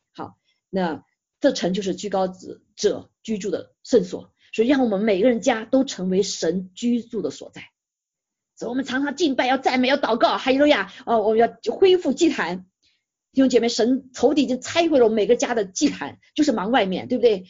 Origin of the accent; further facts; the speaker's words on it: China; 我们中国人